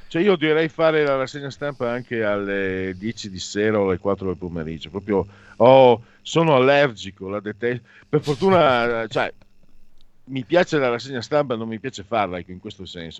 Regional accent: Veneto, Italy; delle mie parti, Veneto

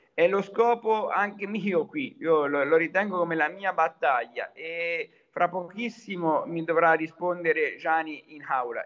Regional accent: Tuscany, Italy; also born or lived in Arezzo; da toscano

